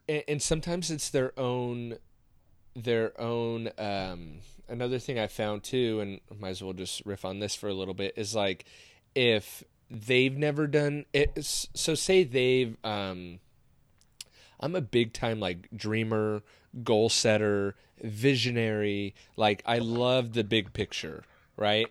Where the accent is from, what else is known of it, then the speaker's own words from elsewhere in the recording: Seal Beach, California, United States; growing up in Seal Beach